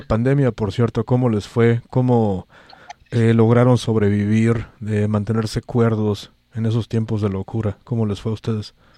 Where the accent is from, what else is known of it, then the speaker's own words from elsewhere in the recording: Mexico; now in San Francisco, United States; soy el único mexicano